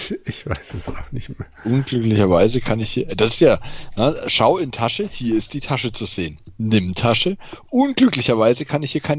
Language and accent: German; Bayreuth, Bavaria, Germany; Das ist Bayreuther Hell aus meiner Heimatstadt